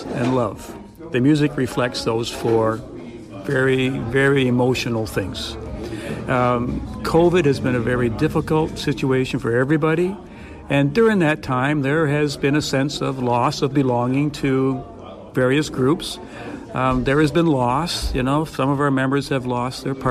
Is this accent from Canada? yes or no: yes; Amherst, Nova Scotia, Canada; now in Sackville, Canada; I was born and raised in Amherst